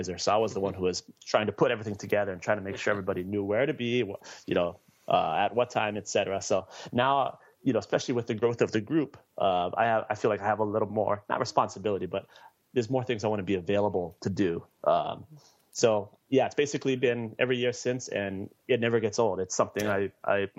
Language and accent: English; Maui, Hawaii, United States; moved away as an adult; also born or lived in Honolulu, Hawaii; now in California, United States; I'm originally from Hawaii. Grew up there on Maui.